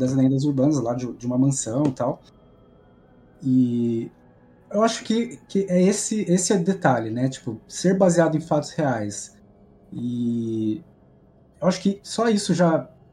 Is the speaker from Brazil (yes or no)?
yes; Campinas, São Paulo, Brazil; eu sou de Campinas, São Paulo